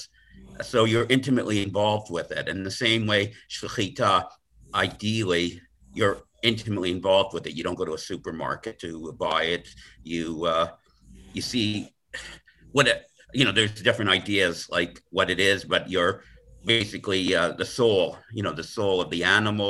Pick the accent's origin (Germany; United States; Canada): Canada; I'm from Canada